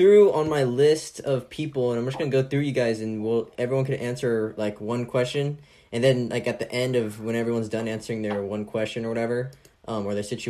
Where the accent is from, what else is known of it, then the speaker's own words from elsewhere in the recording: California, United States; I'm from California